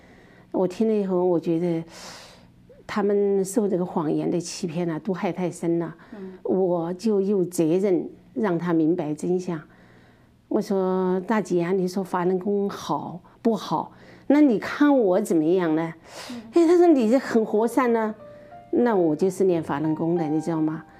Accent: Chongqing, China; moved away; also born or lived in Kunming, Yunnan / Changsha, Hunan; 我是四川人，四川重庆人，在云南昆明工作。嗯嗯，但是我六年轻时候六四年在湖南住过一段时间，

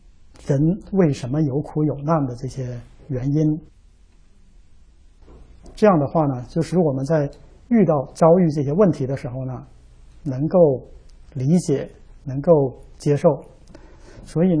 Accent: Northeast China, China; 因为我是东北人，从小呢就有鼻炎，很严重

